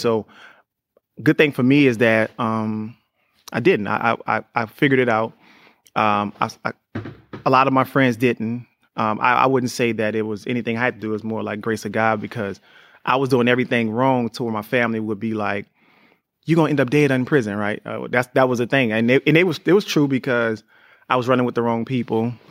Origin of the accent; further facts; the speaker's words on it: New Orleans, Louisiana, United States; me growing up in New Orleans was crazy 'cause I was the youngest